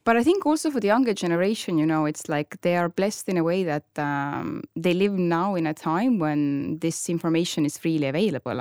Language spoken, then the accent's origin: English; Tallinn, Harju County, Estonia; moved away as an adult; now in Marbella, Spain; I'm from Estonia, Tallinn